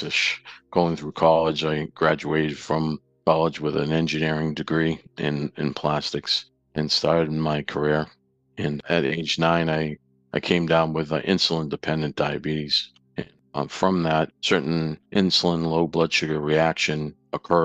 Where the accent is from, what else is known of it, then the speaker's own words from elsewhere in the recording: Saugus, Massachusetts, United States; now in Sterling, United States; I grew up in Saugus, Massachusetts, north of Boston